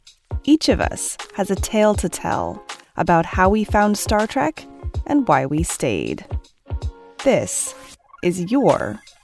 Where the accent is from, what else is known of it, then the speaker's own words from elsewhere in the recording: Rio de Janeiro, Brazil; I was born in August 1969 in Rio de Janeiro, Brazil.